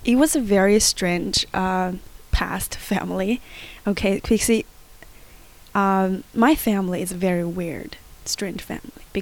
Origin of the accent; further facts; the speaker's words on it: China; I always go, okay, when I was young, my dad, my country, my hometown. And that can get related to a lot of Chinese audience.